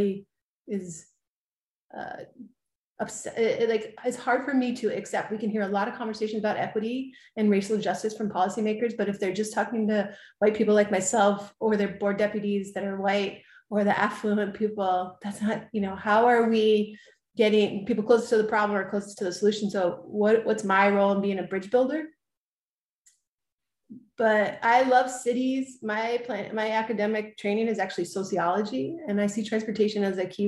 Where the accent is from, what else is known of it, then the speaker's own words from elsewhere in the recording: Massachusetts, United States; now in Los Angeles, United States; I grew up in Massachusetts, but I moved to Los Angeles in 1997